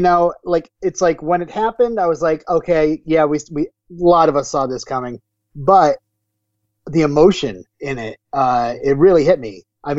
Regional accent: Vermont, United States; I'm from Vermont.

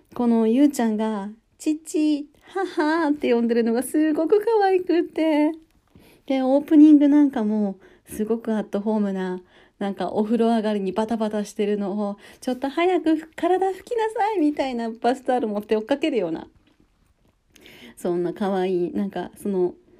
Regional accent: Hokkaido, Japan; 私は北海道出身なんですけど

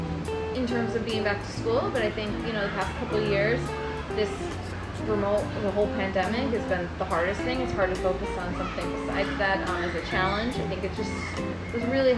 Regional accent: Cicero, New York, United States; now in New York City, United States; although I live in New York City right now, I grew up upstate in Syracuse, so a little town called Cicero

